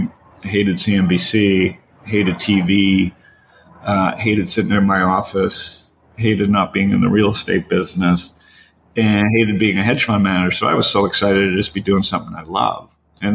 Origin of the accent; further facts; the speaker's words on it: Toronto, Ontario, Canada; I grew up in Toronto